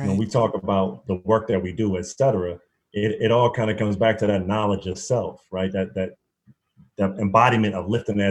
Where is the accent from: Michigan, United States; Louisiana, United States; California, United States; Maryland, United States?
Maryland, United States; Prince George's County; also born or lived in Washington, D.C.; growing up in Prince George's County, you know, it's one of the blackest counties in the entire country